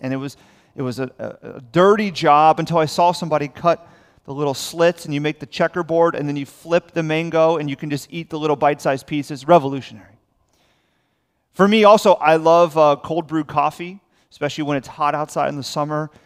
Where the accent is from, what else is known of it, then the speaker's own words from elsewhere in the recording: South Florida, United States; I'm born and raised in South Florida.